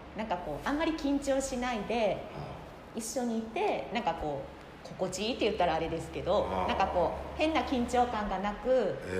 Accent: Sasebo, Nagasaki, Japan; moved away as an adult; also born or lived in Tokyo; その佐世保で子供時代、うん、そのバレエ習ってて

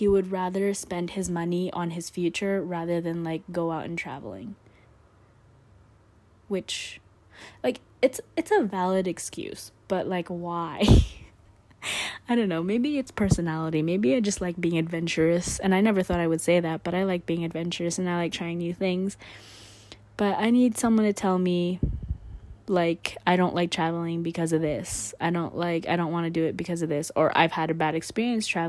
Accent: Canada; also born or lived in Philippines; I'd say I grew up more in Canada

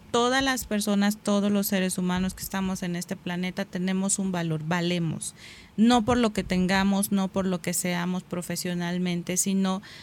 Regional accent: Mexico; Soy mexicano, sí, pero ¿qué me hace ser mexicano?

